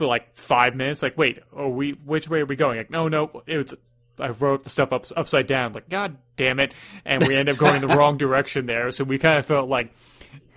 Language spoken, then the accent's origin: English; New York, United States; as a New Yorker